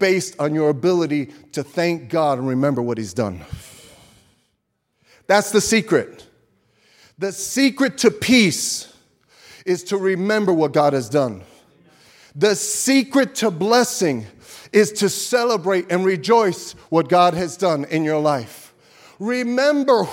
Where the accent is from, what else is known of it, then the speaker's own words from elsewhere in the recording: New York City, New York, United States; I grew up in Brooklyn